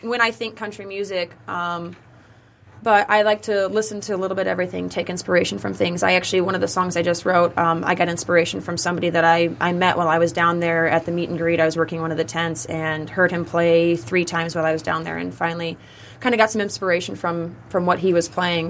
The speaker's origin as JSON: {"language": "English", "town": "Omaha", "region": "Nebraska", "country": "United States", "said": "I'm from the country, I'm from Omaha, Nebraska"}